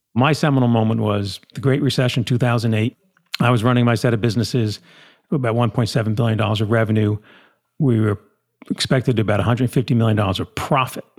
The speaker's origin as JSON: {"language": "English", "region": "New Jersey", "country": "United States", "tie": "born or raised there", "said": "We grew up, again, in New Jersey, typical small town."}